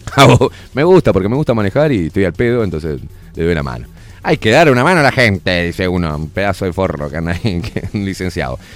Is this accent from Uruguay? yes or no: yes; Uruguay; Uruguay, que es nuestro país